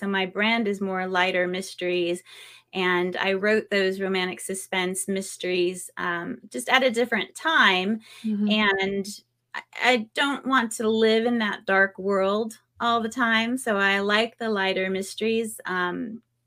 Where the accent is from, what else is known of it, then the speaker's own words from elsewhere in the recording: California, United States; now in North Carolina, United States; I was born and raised in California